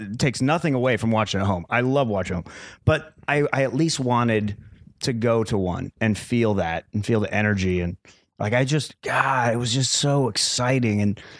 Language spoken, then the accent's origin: English; Arizona, United States; born or raised there